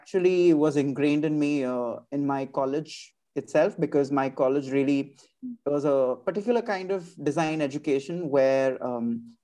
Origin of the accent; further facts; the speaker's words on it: Mumbai, Maharashtra, India; moved away as an adult; also born or lived in Ahmedabad, India; now in France; I was born and raised in Mumbai, India, and I did my schooling and design education there.